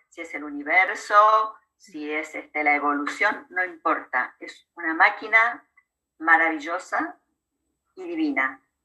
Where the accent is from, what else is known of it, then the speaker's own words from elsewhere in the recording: Argentina; also born or lived in La Plata, Argentina; Yo soy argentina, vivo, aquí, vivo en la ciudad de La Plata, cerca de la capital federal de Buenos Aires